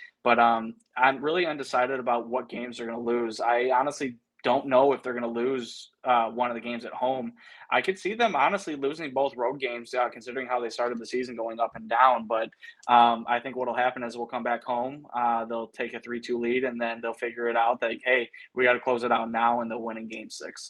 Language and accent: English; Chicago, Illinois, United States; I'm from Chicago, so I live and die by the Bulls.